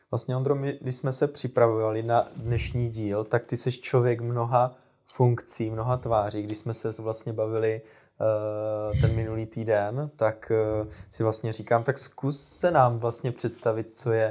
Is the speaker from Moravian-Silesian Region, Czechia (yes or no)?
no; Brno, South Moravian Region, Czechia; Zdarec z Brna. zdarec, já jsem z Brna.